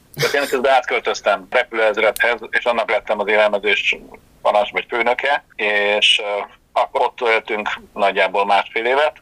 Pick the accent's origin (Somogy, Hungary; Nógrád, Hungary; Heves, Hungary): Somogy, Hungary; Kaposvár; also born or lived in Budapest; mi vidékiek vagyunk, kaposváriak eredetileg, és Kaposvárra mentem haza szilveszterezni